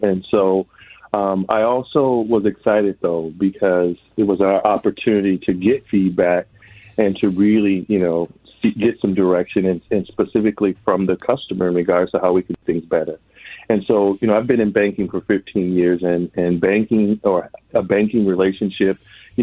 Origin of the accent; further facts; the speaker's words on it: Twin Cities, Minnesota, United States; I grew up here in the Twin Cities